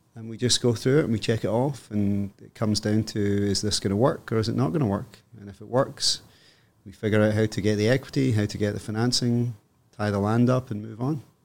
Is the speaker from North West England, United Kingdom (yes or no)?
no; Scotland, United Kingdom; moved away as an adult; also born or lived in Hong Kong; now in Toronto, Canada; I am Scottish